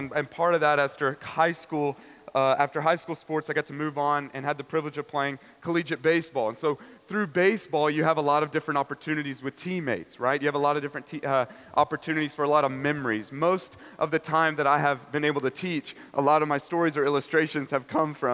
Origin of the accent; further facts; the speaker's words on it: Nashville, Tennessee, United States; also born or lived in Dallas, Texas; I'm from Nashville, Tennessee, the 615, and so I moved and transferred to a school near home